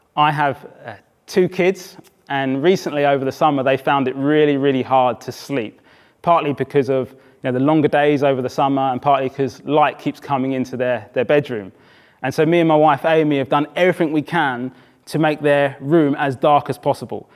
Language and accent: English; Brighton, South East England, United Kingdom; moved away; also born or lived in Oxford / South East London; I had moved from Oxford, I grew up in Brighton